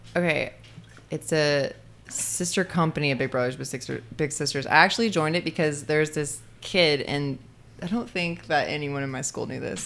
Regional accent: Muscle Shoals, Alabama, United States; moved away; I grew up in Muscle Shoals, Alabama

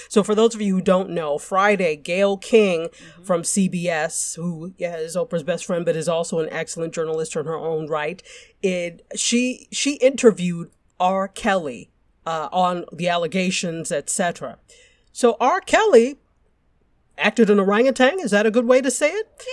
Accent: Nigeria; I'm Nigerian

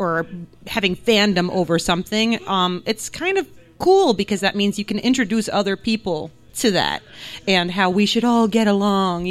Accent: New Jersey, United States; English is a second language; I grew up in New Jersey, but my entire family is ethnically Hungarian, but they are all from Transylvania

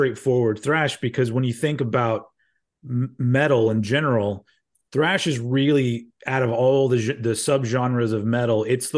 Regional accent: United States; I am an American

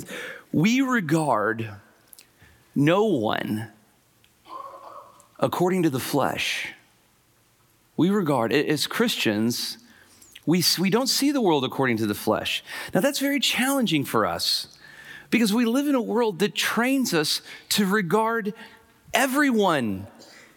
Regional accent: Huntsville, Alabama, United States; I was raised in Huntsville, Alabama

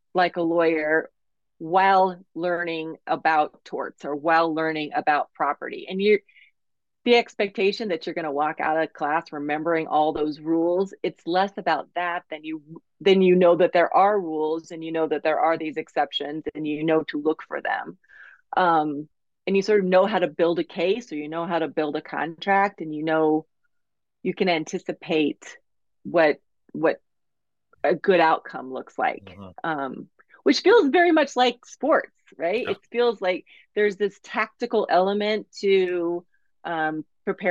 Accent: Colorado Springs, Colorado, United States; moved away as an adult; also born or lived in Kansas; growing up in Colorado Springs

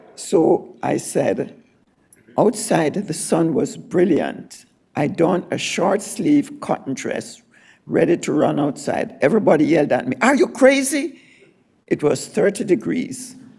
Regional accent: Jamaica; moved away; I was born in Jamaica, and I said, there are many crossroads in my Jamaican life

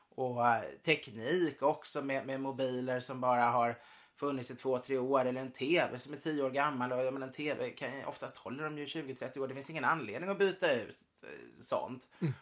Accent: Sweden; min familj har ju varit katolik så många generationer så man känner sig mm. inte alltid helt som svensk fast vi är svenskar.

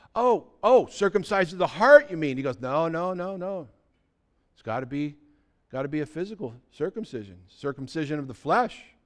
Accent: United States; back in the sixties, when I was growing up, everybody in America was considered a Christian

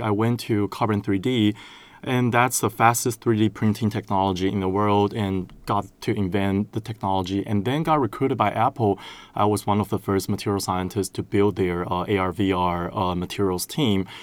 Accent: Taiwan; moved away as an adult; now in United States; I'm originally from Taiwan

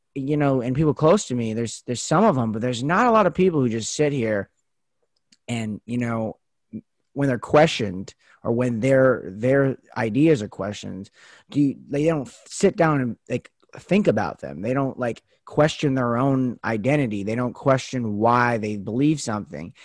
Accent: United States; as American citizens

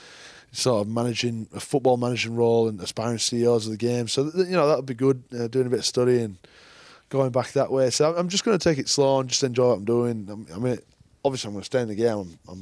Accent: England, United Kingdom; Being an Englishman is a challenge

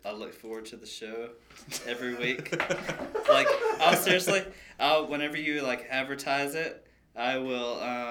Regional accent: United States; I'm American

